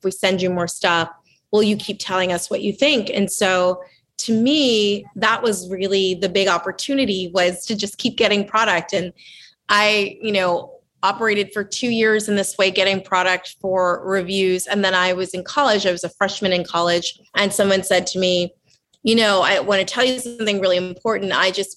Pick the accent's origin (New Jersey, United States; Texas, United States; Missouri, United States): New Jersey, United States; Southern; also born or lived in Lancaster, Pennsylvania; I was raised in Southern New Jersey